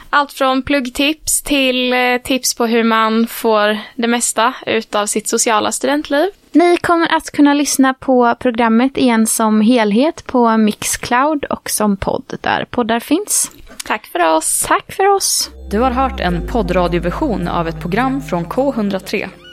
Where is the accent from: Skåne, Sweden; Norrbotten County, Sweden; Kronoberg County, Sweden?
Kronoberg County, Sweden; Växjö; now in Gothenburg, Sweden; Jag är från en mindre stad, eh, ju, från Växjö